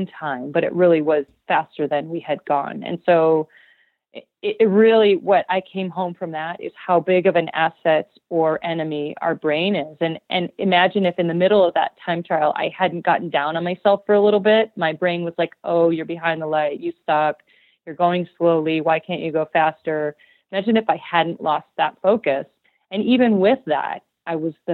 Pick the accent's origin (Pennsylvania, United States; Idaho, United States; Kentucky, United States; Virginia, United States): Idaho, United States; my hometown